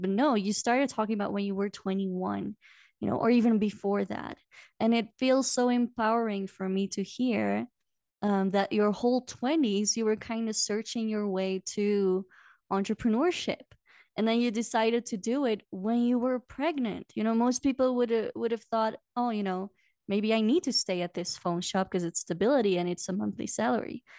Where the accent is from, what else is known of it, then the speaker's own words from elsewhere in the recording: Belgium; moved away as an adult; now in Peru; go back to Belgium once a year